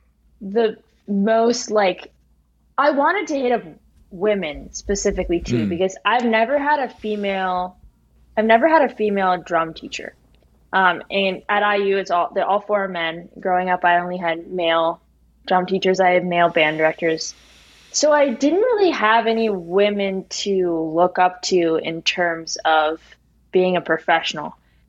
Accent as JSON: {"language": "English", "region": "New York", "country": "United States", "tie": "born or raised there", "said": "just because of like growing up near New York City and going to the jazz clubs and stuff"}